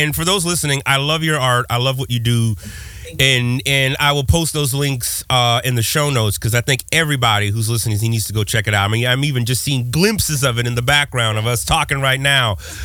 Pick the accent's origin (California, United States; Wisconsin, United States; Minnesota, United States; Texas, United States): California, United States; moved away; also born or lived in Colorado Springs; I was from California